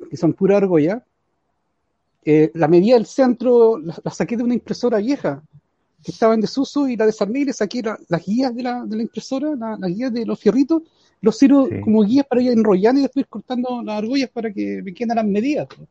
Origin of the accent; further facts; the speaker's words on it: San Fernando, O'Higgins, Chile; yo soy de San Fernando, vivo eh, frente al regimiento de San Fernando